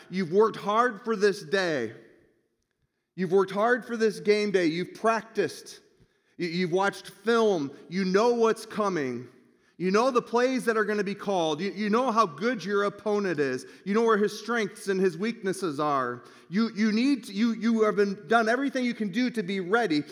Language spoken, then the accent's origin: English; Michigan, United States; moved away; I'm from Michigan